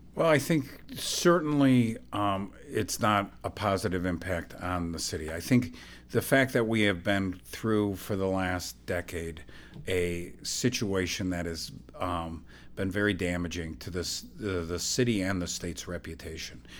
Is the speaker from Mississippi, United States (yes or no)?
no; Illinois, United States; I'm from Illinois